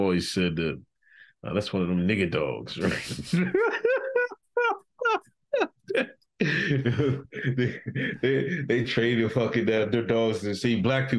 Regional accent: Westchester, New York, United States; You know, I remember growing up in Westchester

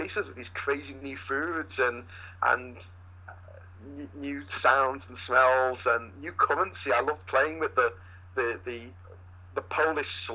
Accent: Liverpool, North West England, United Kingdom; I grew up in Liverpool, this great little rock and roll town in northern England

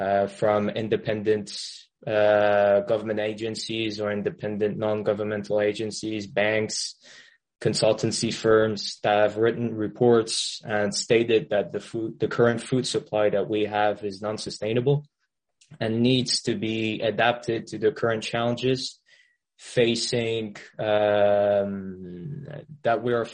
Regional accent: France; also born or lived in Middle East; Well, I'm French. Well, I'm French, but I haven't really lived in France. I lived most of my life in the Middle East. And then at uni, I was in the UK.

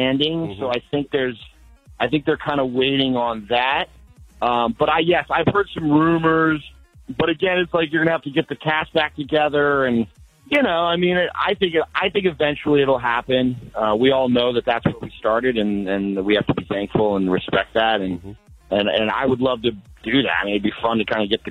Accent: Colorado, United States; I come from Colorado. I come from a farm

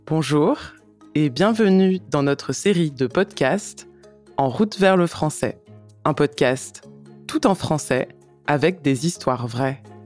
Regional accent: France; je suis française

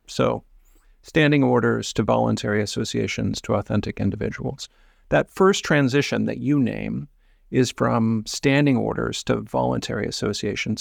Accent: Midwest, United States; the soil in which I grew up in the Midwest

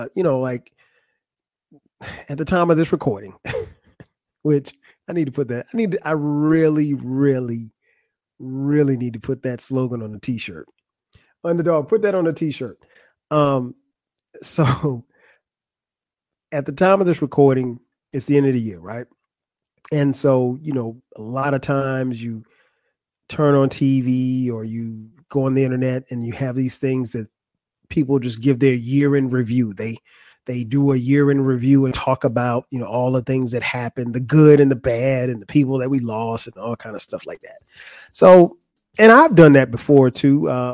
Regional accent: Atlanta, Georgia, United States; Concert was at State Farm Arena in my hometown of Atlanta, GA.

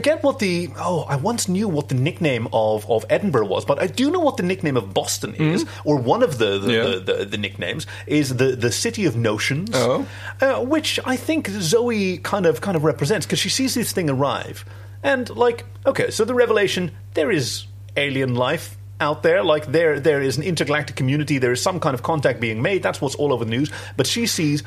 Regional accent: Netherlands; we come from the Netherlands, which is flat as a mirror

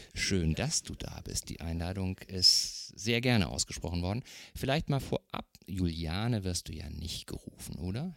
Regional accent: North Rhine-Westphalia, Germany; now in Eckernförde, Germany; ich komme ursprünglich aus Nordrhein-Westfalen

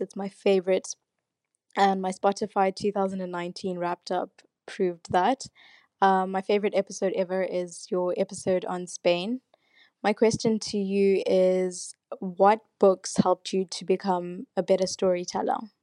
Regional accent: Zimbabwe; now in London, United Kingdom; I am from Zimbabwe. I'm studying in London, though.

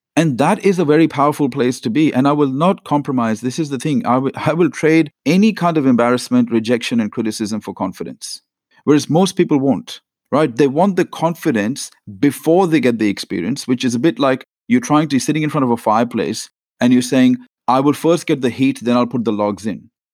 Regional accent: India; now in Australia; I was born in India to a very average middle class family

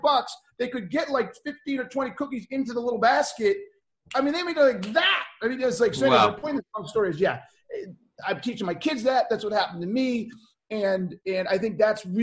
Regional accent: Boston, Massachusetts, United States; I grew up in Boston. It's the best way to put it. Kind of bounced all over.

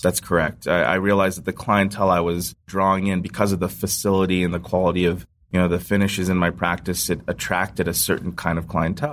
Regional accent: Ohio, United States; I was born in Ohio, raised in Ohio

